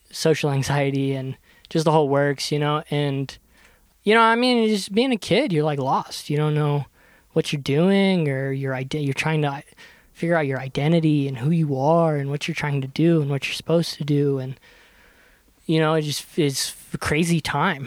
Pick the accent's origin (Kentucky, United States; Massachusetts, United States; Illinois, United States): Kentucky, United States; moved away as an adult; I grew up in Kentucky